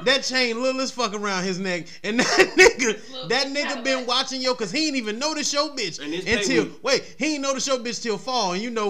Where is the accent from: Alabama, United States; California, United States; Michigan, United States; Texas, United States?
Michigan, United States; Detroit; moved away; I'm from Detroit, bitch.